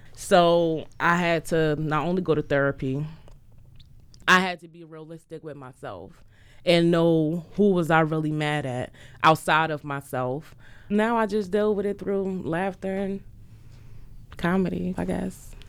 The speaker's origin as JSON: {"language": "English", "region": "New Jersey", "country": "United States", "moved": "yes", "said": "I'm from Jersey"}